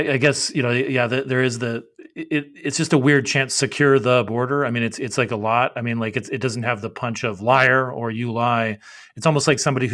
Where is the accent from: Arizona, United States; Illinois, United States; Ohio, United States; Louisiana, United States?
Arizona, United States; moved away; some parts of my hometown in Arizona were moved into that O'Halloran, now Crane district, in the Verde Valley, Cottonwood, Sedona